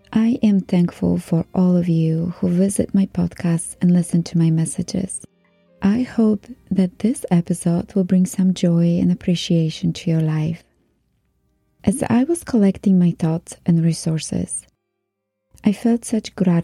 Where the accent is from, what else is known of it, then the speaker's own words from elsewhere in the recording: Poland; moved away; Growing up in Poland